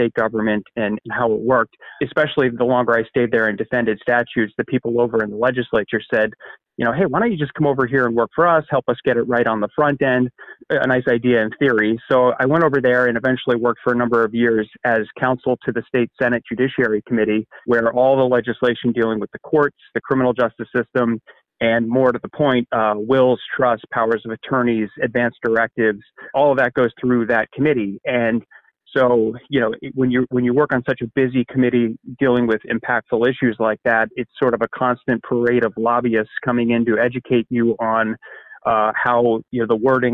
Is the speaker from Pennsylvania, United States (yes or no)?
yes; just outside of Harrisburg, Pennsylvania, United States; also born or lived in Midwest; I grew up just outside of Harrisburg and I went to college and law school in the Midwest, but I came back